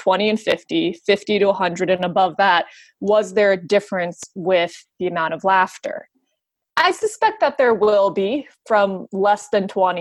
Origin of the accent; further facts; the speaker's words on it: West Virginia, United States; I am from West Virginia